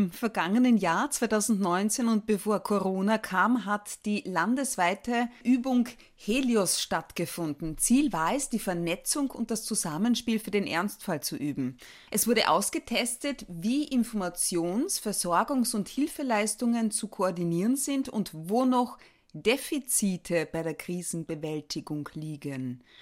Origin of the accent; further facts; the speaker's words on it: Austria; Wie viel Prozent der Gemeinden bei uns in Österreich haben schon so ein Selbsthilfebasenkonzept?